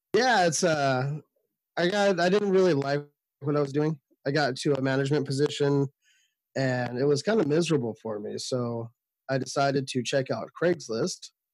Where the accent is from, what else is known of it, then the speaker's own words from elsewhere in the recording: Sacramento, California, United States; I'm from Sacramento, California